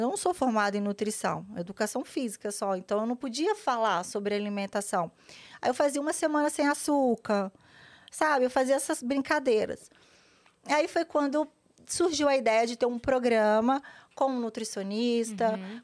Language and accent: Portuguese; Vila Velha, Espírito Santo, Brazil; moved away as an adult; now in São Paulo, Brazil; Nasci em Vila Velha, Espírito Santo